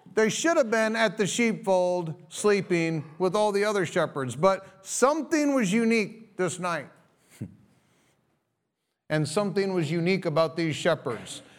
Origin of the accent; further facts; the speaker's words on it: United States; as American Christians